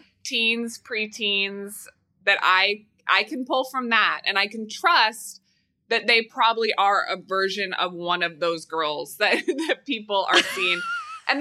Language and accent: English; Midwest, United States; You know, growing up in the Midwest, perpetual people pleaser, like yep. my whole life.